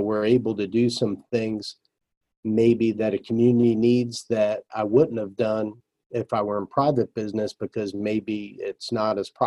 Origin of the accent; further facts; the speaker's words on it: New Jersey, United States; I grew up in New Jersey